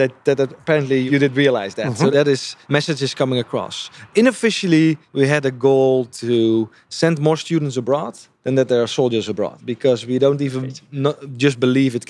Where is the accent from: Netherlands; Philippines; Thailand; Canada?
Netherlands; also born or lived in Japan; I'm from the Netherlands